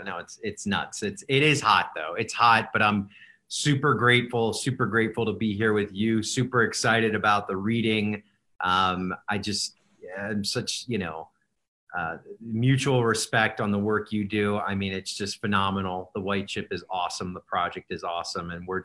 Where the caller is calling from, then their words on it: Las Vegas, Nevada, United States; Las Vegas.